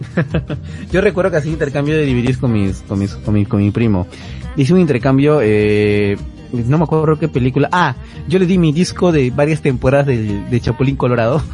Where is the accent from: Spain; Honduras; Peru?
Peru; O sea, somos peruanos